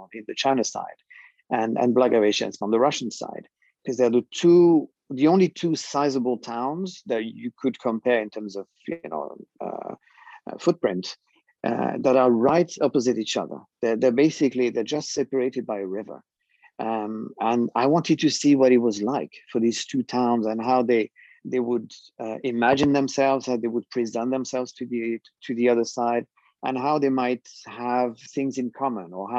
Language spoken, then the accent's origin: English; France; moved away as an adult; I was born and raised in France.